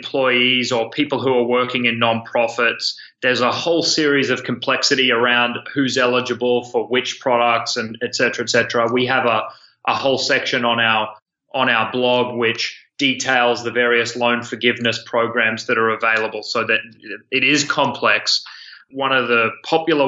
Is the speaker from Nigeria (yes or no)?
no; Australia; moved away as an adult; now in San Francisco, United States; my accent is not from New Jersey. I'm from Australia. I moved over in 2012